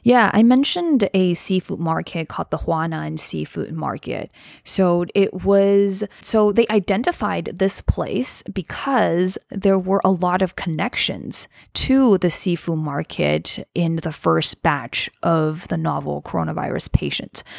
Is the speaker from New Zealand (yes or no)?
no; Wuxi, Jiangsu, China; my hometown in China is a city called Wuxi in Jiangsu Province